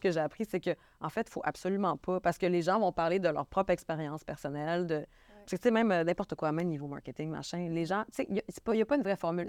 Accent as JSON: {"language": "French", "region": "Quebec", "country": "Canada", "accent": "Québécois", "said": "je suis québécoise. Je sais que je suis une femme keb qui arrive avec un accent"}